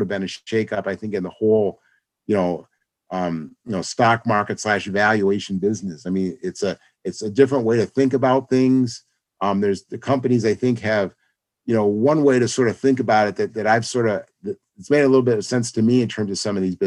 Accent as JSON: {"language": "English", "town": "Rochester", "region": "New York", "country": "United States", "also_born_or_lived": "California", "moved": "as an adult", "said": "I'm originally from Rochester, moved back here"}